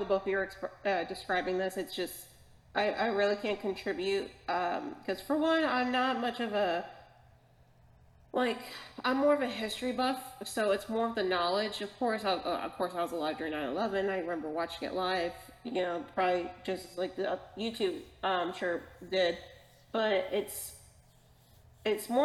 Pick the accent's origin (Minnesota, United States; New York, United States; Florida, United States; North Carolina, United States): Florida, United States; I grew up in Florida.